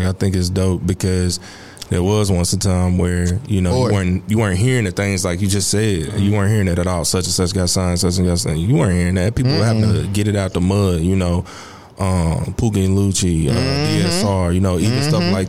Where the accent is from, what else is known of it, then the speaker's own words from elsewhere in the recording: Fort Worth, Texas, United States; I'm from the Fort Worth.